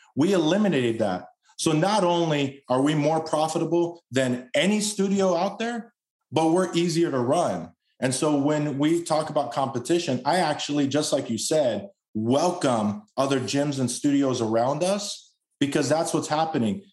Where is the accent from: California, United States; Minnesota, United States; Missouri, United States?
California, United States; Los Angeles; I was born and raised in Los Angeles. Spent most of my life out there.